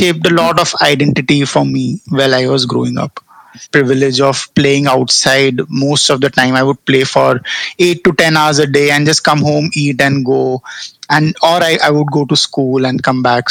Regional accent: North India, India; Baniyas are I mean, we are from North India

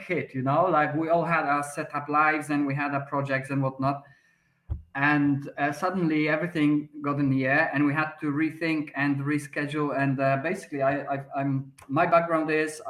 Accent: Poland; English is a second language; moved away as an adult; also born or lived in London, United Kingdom; now in Malta; I'm Polish myself. I was born in Poland, but then I, after leaving, you know, I was 23, I think, I moved to the UK.

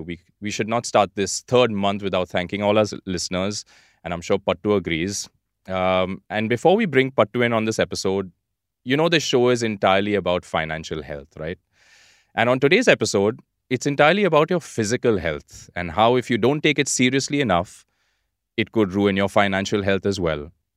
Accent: India; being Indian, and particularly about living in India

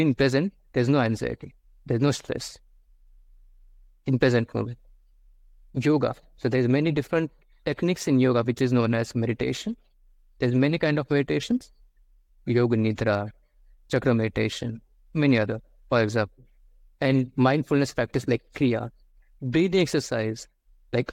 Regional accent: India; I'm from India

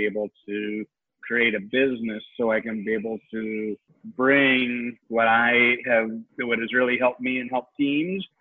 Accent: Seattle, Washington, United States; I'm from Seattle

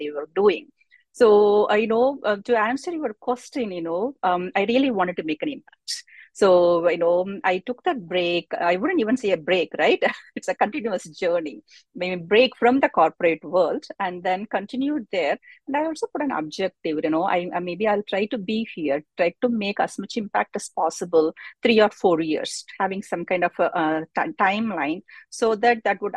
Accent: Madurai, Tamil Nadu, India; I came from a background from a rural India, right? I came from Madurai. That's where I came from.

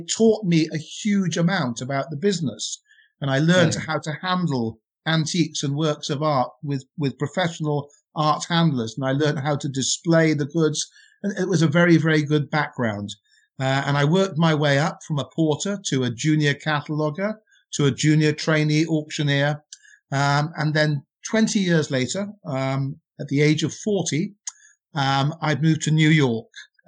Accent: Wales, United Kingdom; accent: Welsh; I'm not English. Funny enough, people think I'm English. I'm not. I'm Welsh. I'm proudly from Wales, and so I have to make that very clear. So I moved from my country, and I had an accent, which was very Welsh.

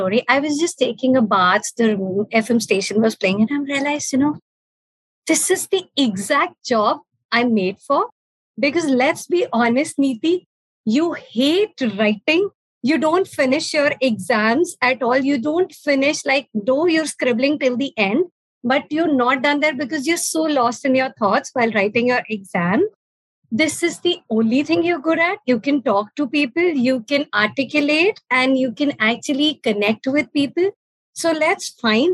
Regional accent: Amritsar, Punjab, India; also born or lived in Delhi; I went back to my hometown, while I was pursuing my master's, we had our first radio station in Amritsar

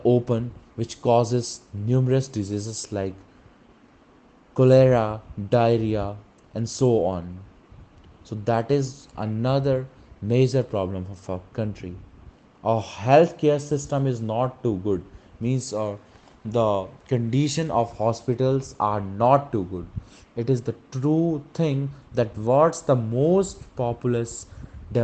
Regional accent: India; being an Indian

